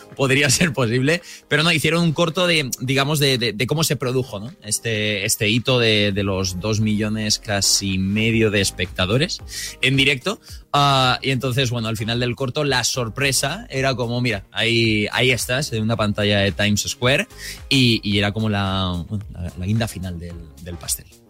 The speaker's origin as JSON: {"language": "Spanish", "town": "Murcia", "region": "Region of Murcia", "country": "Spain", "said": "yo soy de Murcia"}